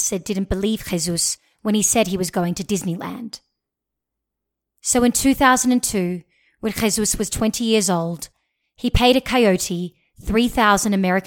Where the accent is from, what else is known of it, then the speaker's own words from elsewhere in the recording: Australia; moved away as an adult; also born or lived in Washington, D.C.; now in Mexico; I grew up in Australia, which has some of the toughest immigration policies in the world.